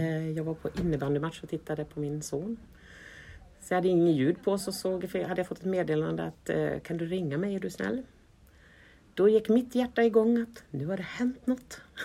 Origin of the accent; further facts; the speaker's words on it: Sweden; som man som svensk